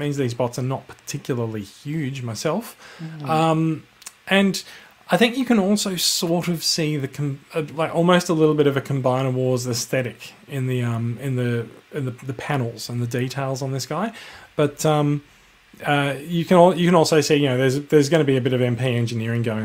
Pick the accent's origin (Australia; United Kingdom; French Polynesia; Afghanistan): Australia; I am Australian